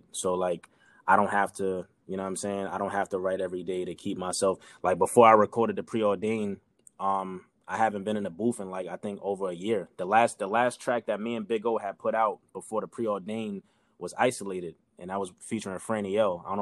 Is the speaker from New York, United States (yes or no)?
yes; New York, United States; maybe I was you know I was from New York, whatever